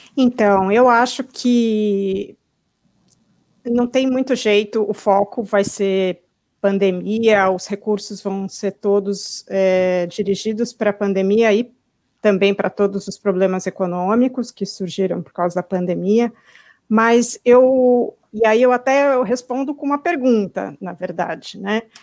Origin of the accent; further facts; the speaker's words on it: São Paulo, Brazil; now in United States; eu vou para São Paulo, quando eu chego ali perto da Zona Oeste, onde eu morava